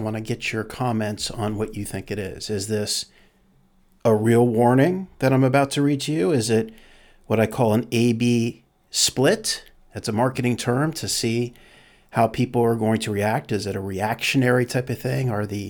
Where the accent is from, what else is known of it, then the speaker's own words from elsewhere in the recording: Canada; now in United States; As a Canadian, and more importantly, as a parent who wants a better future